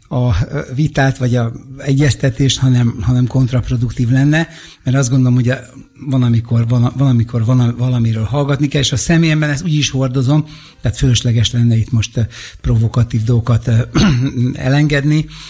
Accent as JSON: {"language": "Hungarian", "region": "Budapest", "country": "Hungary", "tie": "born or raised there", "said": "én itt ebben a közegben növekedtem fel"}